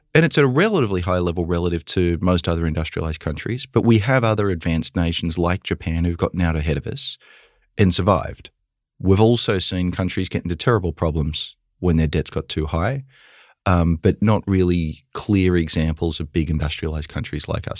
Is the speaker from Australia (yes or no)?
yes; Australia; moved away as an adult; now in United States; I grew up in Australia with very little student debt